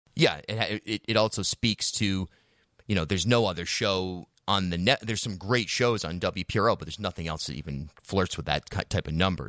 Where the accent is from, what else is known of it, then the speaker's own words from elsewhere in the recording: Charlestown, Rhode Island, United States; I grew up in Charlestown, much more of an independent, progressive community